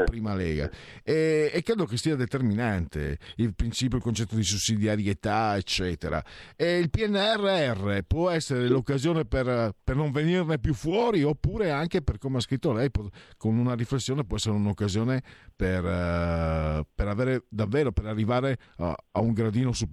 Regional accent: Friuli-Venezia Giulia, Italy; ma poi qui dalle mie parti sono arrivati di tutti, io vengo dal Friuli, Veneto, sono entrati di tutti

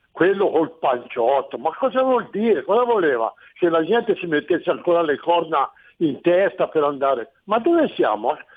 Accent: Tuscany, Italy; now in Turin, Italy; io sono toscano

